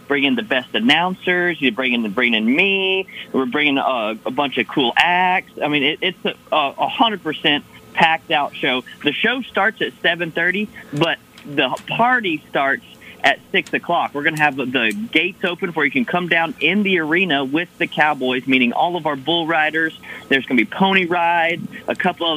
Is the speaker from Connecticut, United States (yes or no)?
no; Florida, United States; We're both from Florida.